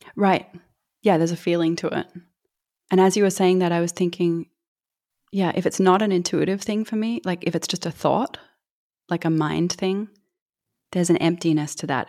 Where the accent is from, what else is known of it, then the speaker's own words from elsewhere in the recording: Australia; I'm from Australia